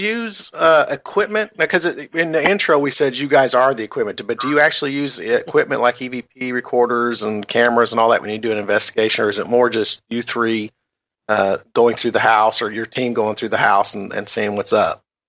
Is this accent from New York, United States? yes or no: no; Kentucky, United States; I'm from Kentucky, which is the Bible Belt